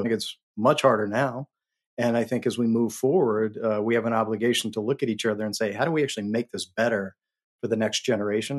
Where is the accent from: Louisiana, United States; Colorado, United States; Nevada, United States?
Colorado, United States; moved away as an adult; also born or lived in New York City; I'm from Colorado